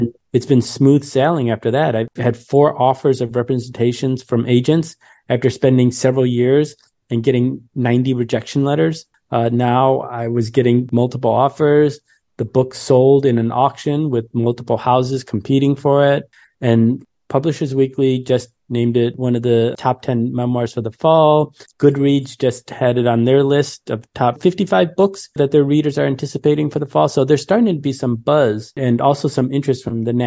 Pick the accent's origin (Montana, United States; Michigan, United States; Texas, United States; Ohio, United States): Michigan, United States; Detroit; I grew up in Detroit during the 80s